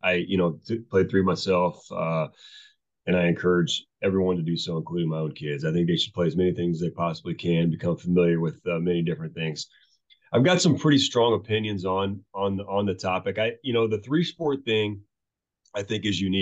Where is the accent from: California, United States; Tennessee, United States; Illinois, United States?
Illinois, United States; Mascoutah; also born or lived in DeKalb, Illinois; I was born and raised in Mascoutah, where I'm at right now